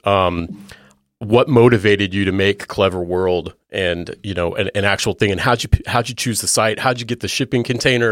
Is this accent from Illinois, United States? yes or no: no; California, United States; moved away; I'm from California originally